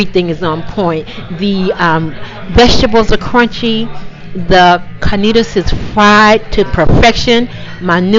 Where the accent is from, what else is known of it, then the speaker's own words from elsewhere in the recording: Boston, Massachusetts, United States; I'm from Boston